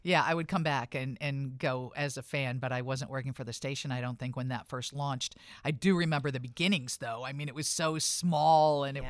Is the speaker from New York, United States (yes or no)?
no; Rockford, Illinois, United States; this is my hometown